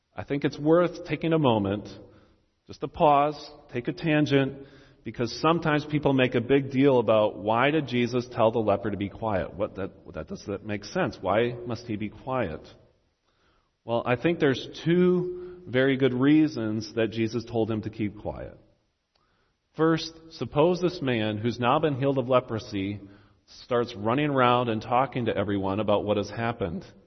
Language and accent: English; United States; as an American